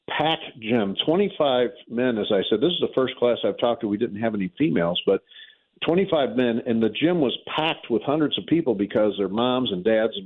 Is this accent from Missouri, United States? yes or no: yes; St. Louis, Missouri, United States; I'm from North St. Louis there in Walnut Park and Baden